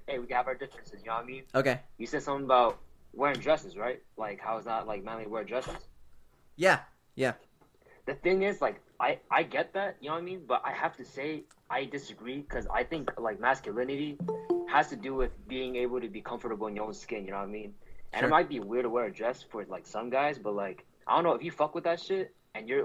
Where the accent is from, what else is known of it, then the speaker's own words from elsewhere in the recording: Monterey Park, California, United States; I'm from Monterey Park, homie. 626